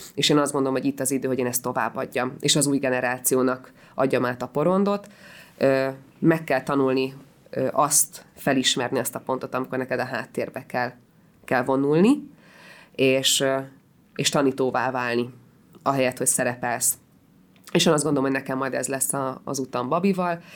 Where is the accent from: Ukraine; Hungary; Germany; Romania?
Hungary; also born or lived in Israel; magyar vagyok